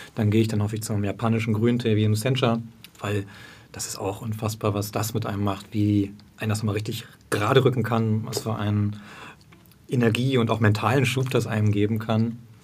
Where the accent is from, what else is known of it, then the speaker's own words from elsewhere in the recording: Berlin, Germany; ich bin ein Berliner